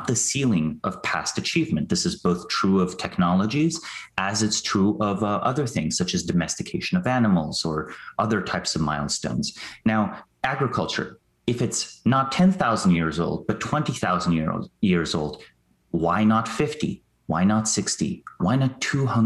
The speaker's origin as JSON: {"language": "English", "country": "Slovenia", "moved": "yes", "said": "I'm from Slovenia originally"}